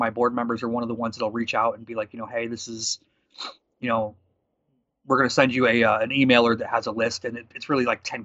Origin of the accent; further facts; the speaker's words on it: Indiana, United States; I'm from Indiana